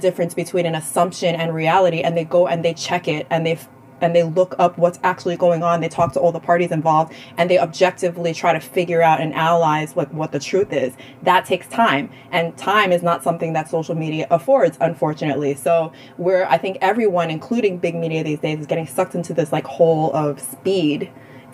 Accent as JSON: {"language": "English", "town": "New York City", "region": "New York", "country": "United States", "said": "we're both from Queens"}